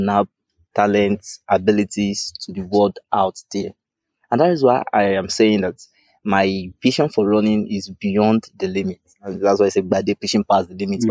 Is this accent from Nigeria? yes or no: yes; Lagos, Nigeria; I'm from Lagos